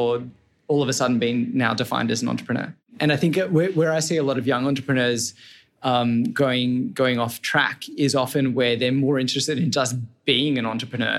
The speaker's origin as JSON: {"language": "English", "town": "Sydney", "region": "New South Wales", "country": "Australia", "tie": "born or raised there", "also_born_or_lived": "Boston / Denmark", "moved": "as an adult", "said": "I'm Australian, born in Sydney."}